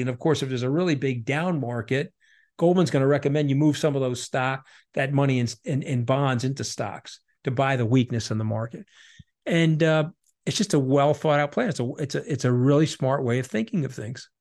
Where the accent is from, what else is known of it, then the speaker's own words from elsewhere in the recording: New York, United States; I'm a New Yorker